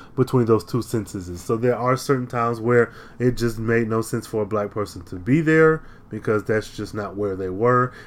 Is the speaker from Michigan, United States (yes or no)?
yes; Michigan, United States; I am from Michigan